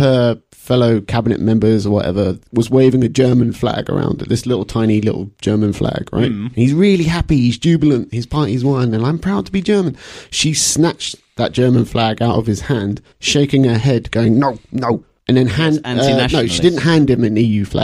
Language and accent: English; United Kingdom; I like being British